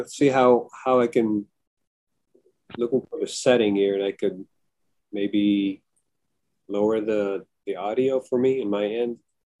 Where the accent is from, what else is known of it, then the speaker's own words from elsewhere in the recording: Manila, Metro Manila, Philippines; moved away as an adult; now in United States; Yeah, and I'm from Manila.